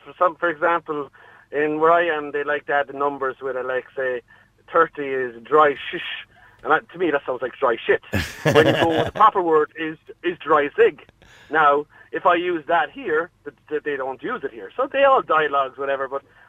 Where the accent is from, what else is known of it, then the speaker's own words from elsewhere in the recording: Ireland; moved away as an adult; now in Germany; Because I'm Irish, I don't get a choice.